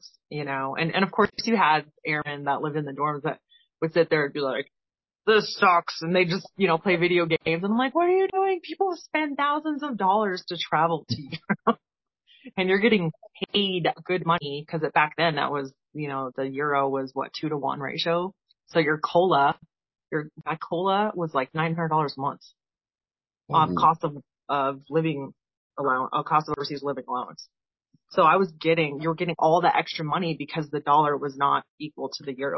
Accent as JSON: {"language": "English", "region": "Colorado", "country": "United States", "also_born_or_lived": "Aviano Air Base, Italy / Shaw Air Force Base, South Carolina", "moved": "as an adult", "said": "I'm from Colorado"}